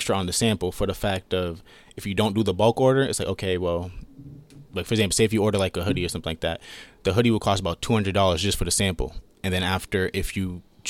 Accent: California, United States; born there; I got family in California. I was born in California, so.

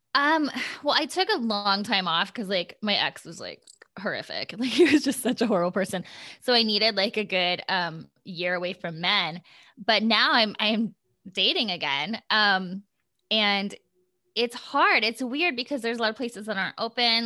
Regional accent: Gilbert, Iowa, United States; moved away as an adult; also born or lived in Storm Lake, Iowa; now in Los Angeles, United States; I grew up in Iowa

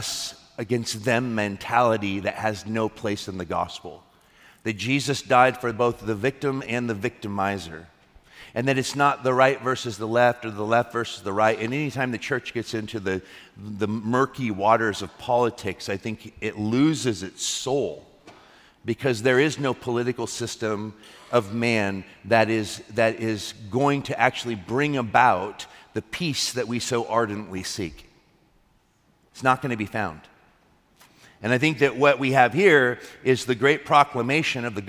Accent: United States; I'm an American

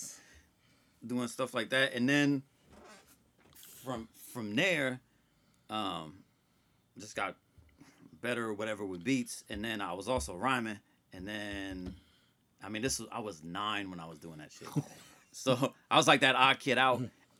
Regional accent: Columbus, Ohio, United States; I'm from here. Yeah.

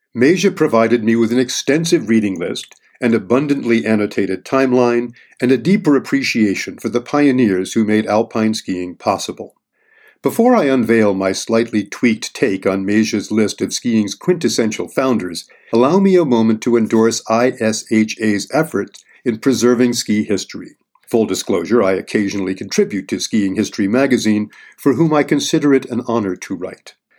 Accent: Bromley, Vermont, United States; I grew up on Big Bromley, Vermont, home to some of the first J-bars

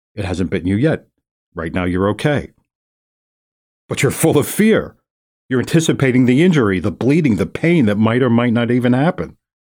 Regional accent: New York City, New York, United States; I'm from New York City

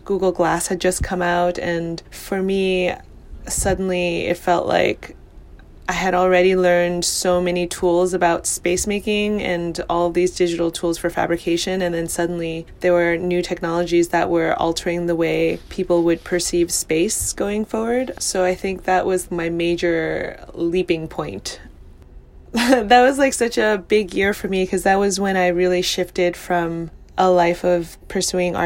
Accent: New York City, New York, United States; I grew up in New York in Chinatown

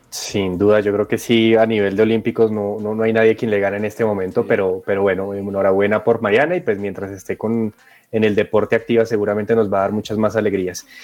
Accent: Colombia; nosotros como colombianos

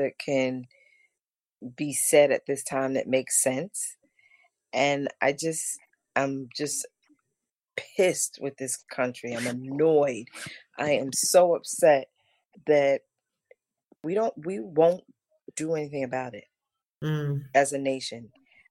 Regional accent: Hempstead, New York, United States; also born or lived in Uniondale, New York; we grew up back in Hempstead and Uniondale

